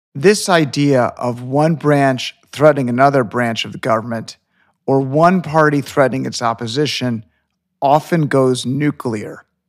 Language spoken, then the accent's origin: English; Illinois, United States; moved away as an adult; now in Florida, United States; I was born in Illinois, which is a blue state.